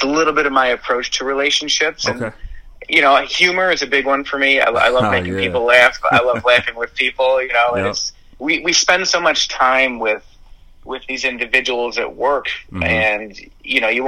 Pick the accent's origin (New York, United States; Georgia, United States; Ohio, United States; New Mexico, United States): New York, United States; Buffalo; moved away as an adult; now in Westchester, United States; born and raised in Buffalo. I've been there my entire life, and just recently moved down to Westchester.